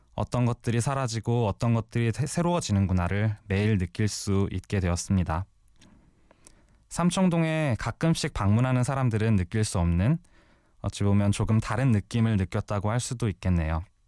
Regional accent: Seoul, South Korea; also born or lived in Namyangju, Gyeonggi Province; 태어난 곳은 경기도 남양주시지만 태어난 지 100일도 안 돼서 서울로 이사를 왔거든요. 바로 은평구 응암동입니다. 초등학교 3학년 때까지의

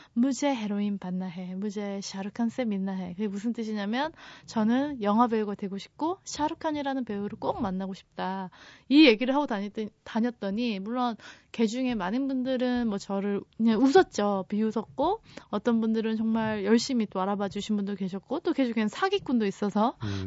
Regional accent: South Korea; 저는 한국에서 왔어요

